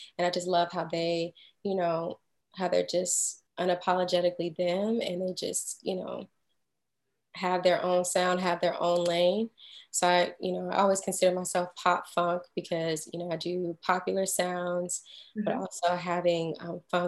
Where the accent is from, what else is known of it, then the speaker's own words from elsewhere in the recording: Houston, Texas, United States; also born or lived in Boston, Massachusetts / New York; now in Atlanta, United States; I'm originally from Houston, Texas